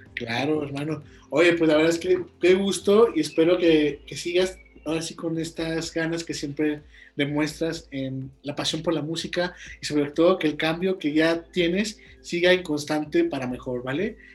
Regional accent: Guanajuato, Mexico; de donde yo soy, de Guanajuato, México

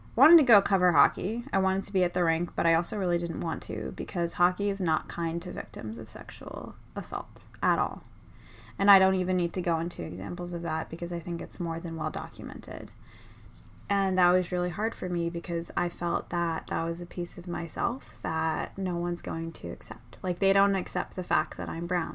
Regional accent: Boston, Massachusetts, United States; I'm from Boston

